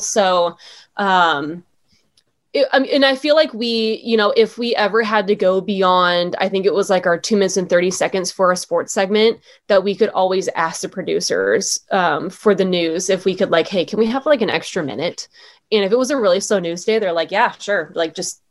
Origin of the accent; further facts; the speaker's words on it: San Diego, California, United States; moved away as an adult; also born or lived in Duluth, Minnesota; I'm from San Diego.